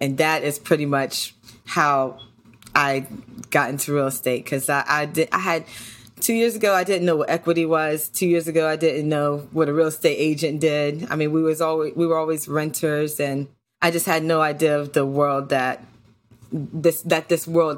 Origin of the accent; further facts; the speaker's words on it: New York, United States; So interesting story. So I originally, we're from New York, and I originally was working in loss prevention.